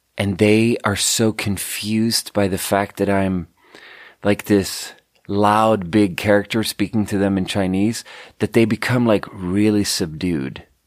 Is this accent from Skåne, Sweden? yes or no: yes; Skåne, Sweden; moved away; tell them I'm from Skåne